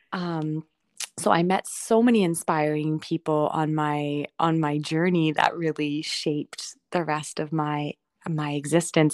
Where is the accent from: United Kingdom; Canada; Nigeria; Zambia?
Canada; Toronto, Ontario; I decided I wanted to stay in Toronto, and I didn't even really know why, but come back to my hometown.